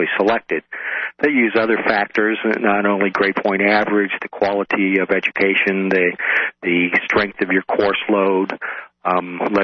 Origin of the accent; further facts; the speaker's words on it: Oregon, United States; moved away as an adult; also born or lived in Tacoma, Washington / New York City; I'm originally from the West Coast, from Oregon